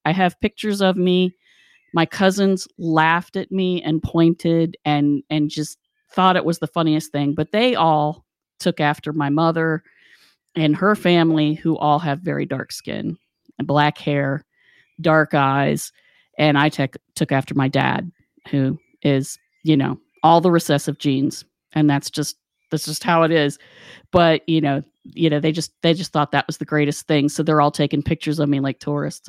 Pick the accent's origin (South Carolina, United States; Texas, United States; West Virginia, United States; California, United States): West Virginia, United States; moved away; growing up in West Virginia